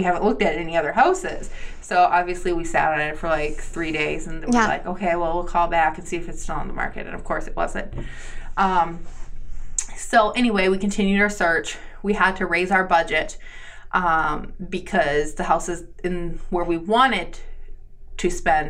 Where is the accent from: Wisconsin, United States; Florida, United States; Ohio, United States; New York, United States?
Wisconsin, United States; Green Bay; born there; And because I didn't grow up in Green Bay, even though I was born in Green Bay, Green Bay still has that feel for me.